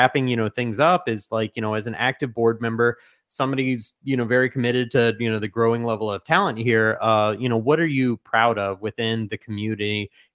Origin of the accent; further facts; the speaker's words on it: St. Louis, Missouri, United States; being born and raised in St. Louis